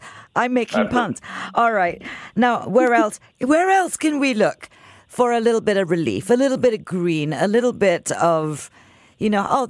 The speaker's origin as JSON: {"language": "English", "country": "Singapore", "tie": "born or raised there", "said": "being Singaporean, growing up here"}